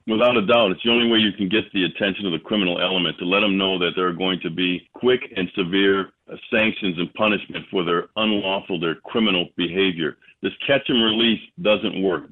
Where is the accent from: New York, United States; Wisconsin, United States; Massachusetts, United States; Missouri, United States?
Wisconsin, United States; Milwaukee; I'm born and raised in Milwaukee County